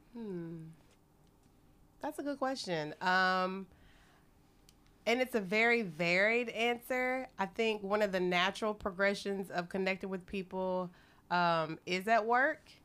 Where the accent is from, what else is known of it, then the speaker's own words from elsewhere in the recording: Texas, United States; moved away as an adult; now in Beijing, China; from Texas